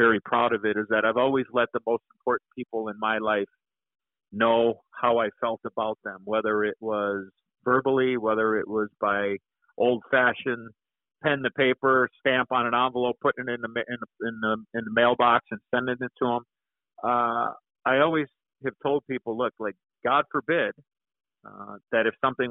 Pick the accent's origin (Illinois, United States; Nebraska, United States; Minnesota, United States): Illinois, United States; Chicago; being an American-born kid, growing up in Chicago